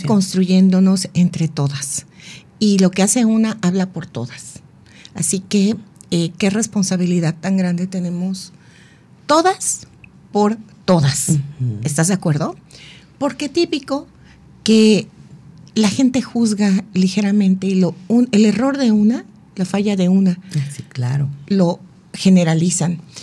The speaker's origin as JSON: {"language": "Spanish", "country": "Mexico", "said": "Como mexicanos"}